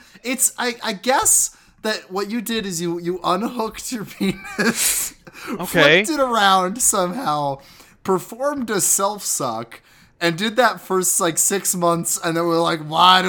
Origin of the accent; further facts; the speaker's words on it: Iowa, United States; Steve Dace is a conservative commentator from Iowa, from my hometown.